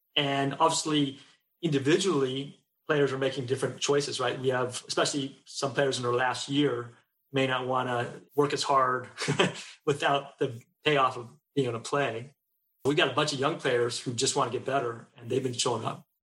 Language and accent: English; Bay Area, California, United States; also born or lived in Seattle; now in Texas, United States; I grew up in the Bay Area